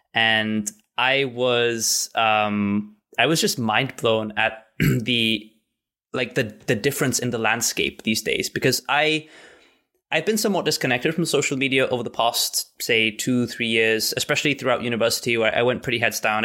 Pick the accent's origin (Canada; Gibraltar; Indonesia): Gibraltar; I'm from Gibraltar